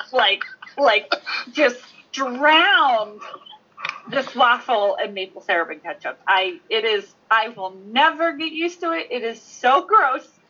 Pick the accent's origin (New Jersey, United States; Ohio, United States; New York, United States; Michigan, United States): New Jersey, United States; moved away as an adult; now in New Hampshire, United States; am from South Jersey. Okay, I moved to New Hampshire like 10 years ago, and I live in the middle of nowhere in New Hampshire now